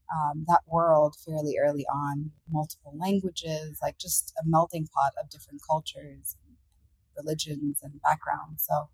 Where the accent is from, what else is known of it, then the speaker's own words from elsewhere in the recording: New York City, New York, United States; moved away as an adult; now in Ethiopia; I was born and raised in Queens, New York, in the late 80s.